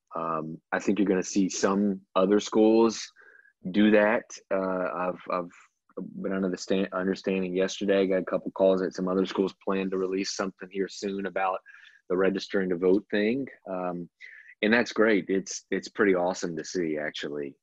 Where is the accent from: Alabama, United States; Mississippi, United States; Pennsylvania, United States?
Mississippi, United States; Mississippi coast, United States; moved away; I'm from the Mississippi coast originally